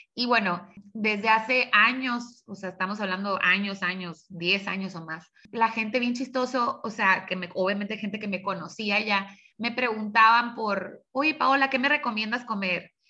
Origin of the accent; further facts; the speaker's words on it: Tijuana, Baja California, Mexico; also born or lived in San Diego, California / Hermosillo, Sonora; nací en San Diego, viví de, pues, de, niña aquí en Tijuana, después viví siete años en Hermosillo, Sonora, y ya en la secundaria regresé a Tijuana y, de aquí no me he movido